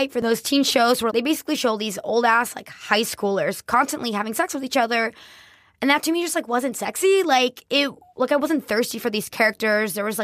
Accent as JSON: {"language": "English", "town": "Miami", "region": "Florida", "country": "United States", "tie": "born or raised there", "said": "I am Colombian, born and raised in Miami, Latino capital of America"}